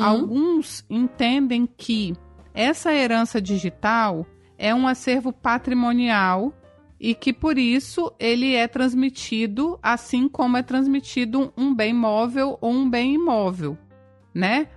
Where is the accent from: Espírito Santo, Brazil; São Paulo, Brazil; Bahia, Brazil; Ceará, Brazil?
Espírito Santo, Brazil; sou do Espírito Santo